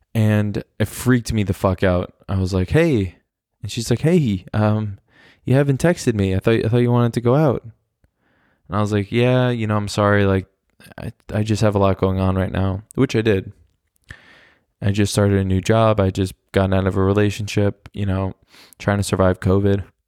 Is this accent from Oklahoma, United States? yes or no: yes; Oklahoma City, Oklahoma, United States; born or raised there; moved away as an adult; now in Germany